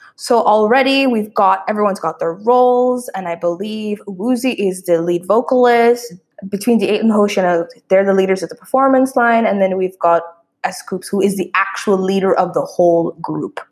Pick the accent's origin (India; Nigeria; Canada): Canada; moved away; as Canadians